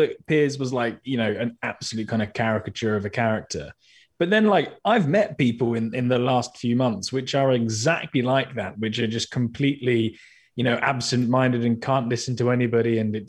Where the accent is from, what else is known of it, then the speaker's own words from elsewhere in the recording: United Kingdom; I'm obviously British, as you can hear by the sound of my voice.